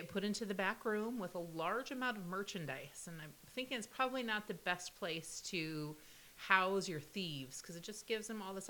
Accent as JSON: {"language": "English", "region": "Midwest", "country": "United States", "said": "I'm from the Midwest, and I'm also a mom"}